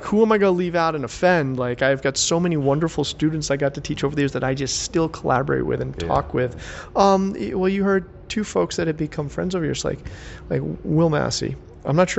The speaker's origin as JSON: {"language": "English", "country": "United States", "said": "I'm American"}